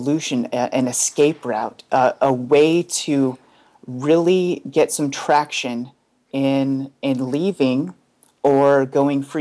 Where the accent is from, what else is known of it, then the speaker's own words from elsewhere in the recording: Bay Area, California, United States; I'm from the Bay Area here